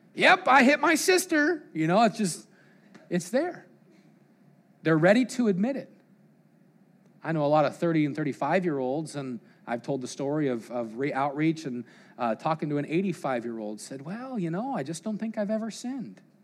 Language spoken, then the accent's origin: English; Colorado, United States; growing up in Colorado